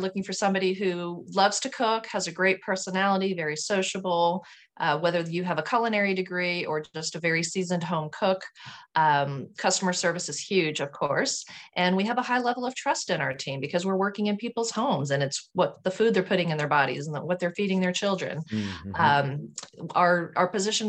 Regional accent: Houston, Texas, United States; also born or lived in Sugar Land, Texas; Well, I grew up in Houston, Texas. I was born in Houston, and then my family moved to a city called Sugar Land, which is a kind of a suburb of Houston

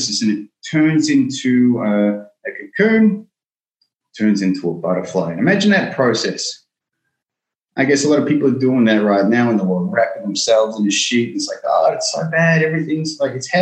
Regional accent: Melbourne, Victoria, Australia; I grew up in Melbourne

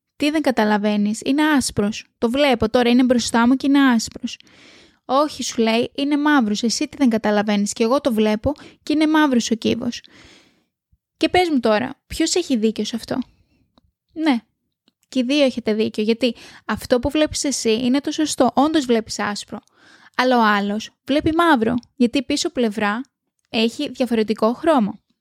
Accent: Greece; now in Australia; θα έρθω πίσω στο σπίτι μου, πίσω στην πατρίδα μου

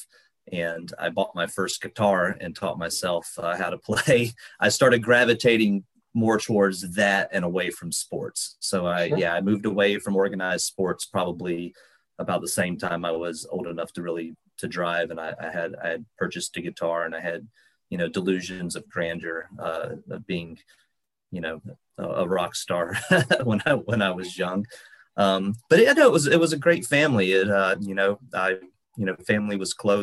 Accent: Bartow, Florida, United States; I grew up in Central Florida, in a little town called Bartow in Polk County

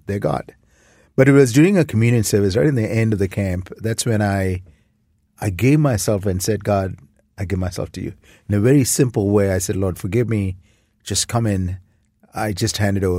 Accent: India; moved away as an adult; now in Toronto, Canada; I grew up in India.

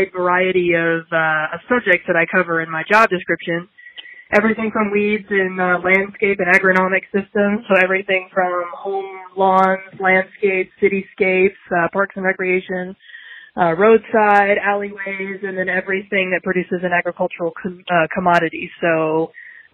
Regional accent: Stephenville, Texas, United States; moved away as an adult; also born or lived in Lubbock, Texas / Indiana; now in New Mexico, United States; I am from northern central Texas, a small town called Stephenville. I was born and raised

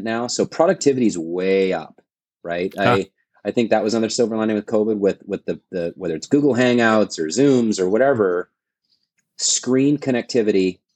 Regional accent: Vancouver, British Columbia, Canada; now in Portland, United States; Vancouver, British Columbia, my hometown.

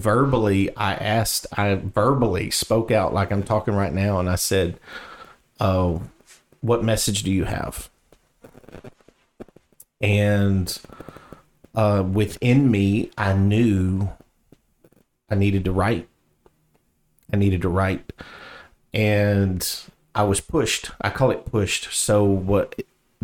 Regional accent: the South, United States; accent: southern; my southern accent

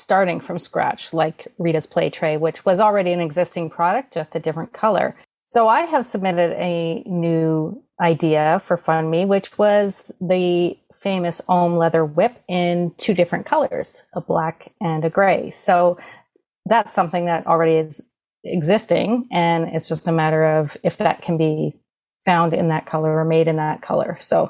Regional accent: Canada; I'd call it poutine A, because we're Canadian.

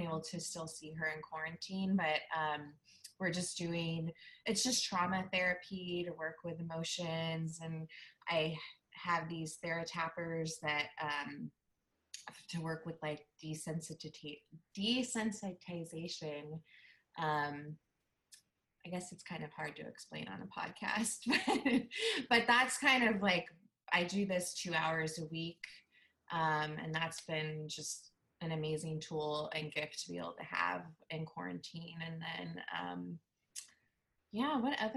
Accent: Bay Area, California, United States; moved away as an adult; now in Portland, United States; I'm in Northeast Portland. I'm 40 and I grew up in the Bay Area and moved to Portland 5 years ago

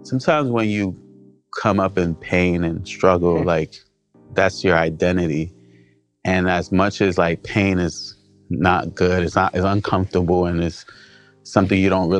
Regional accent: New York City, New York, United States; also born or lived in New Jersey; I grew up in Brooklyn and also lived in Jersey when my parents separated.

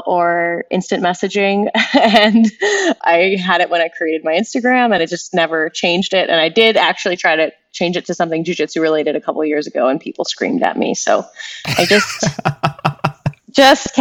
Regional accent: Canada; I'm Canadian

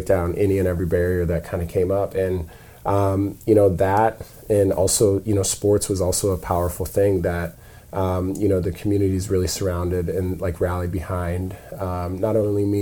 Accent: South Dakota, United States; moved away; I grew up in South Dakota

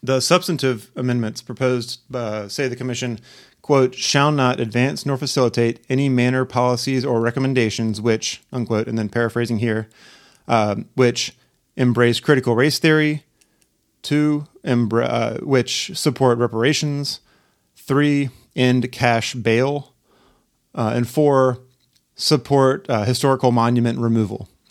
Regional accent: Charlotte, North Carolina, United States; also born or lived in Park Circle, North Charleston, South Carolina; now in North Charleston, United States; I'm originally from Charlotte, North Carolina

